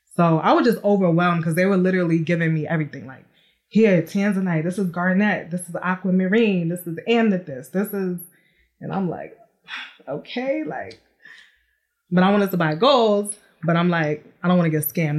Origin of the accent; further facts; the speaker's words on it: New York City, New York, United States; now in Atlanta, United States; I am from New York City, born and raised, but now I reside in Atlanta, Georgia